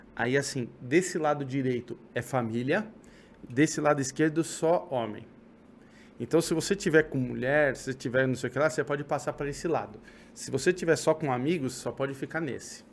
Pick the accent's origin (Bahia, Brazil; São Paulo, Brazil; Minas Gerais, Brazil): São Paulo, Brazil; eu sou de São Paulo